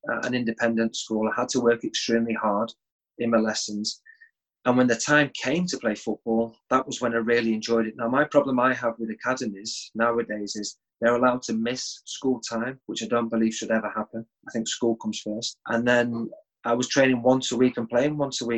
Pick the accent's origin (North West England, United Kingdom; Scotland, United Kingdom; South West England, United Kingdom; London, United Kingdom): North West England, United Kingdom; Sale; also born or lived in Sheffield / Liverpool; I was born in Sheffield, although I don't have too many memories there because I left at the age of 5 and moved to South Manchester, Cheshire, a place called Sale. That was where my mum and dad originally came from, so that was why they wanted to settle there. That was where I had my schooling right the way up to the age of 16